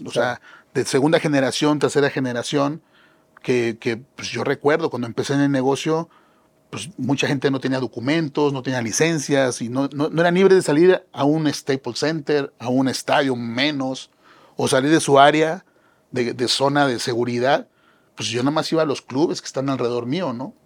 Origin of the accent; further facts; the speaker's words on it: Mexico; somos mexicanos